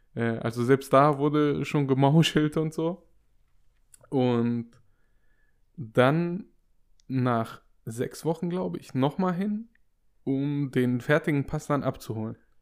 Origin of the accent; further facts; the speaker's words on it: Waiblingen, Baden-Württemberg, Germany; wo mein Geburtsort ist. Ich habe gesagt Weibling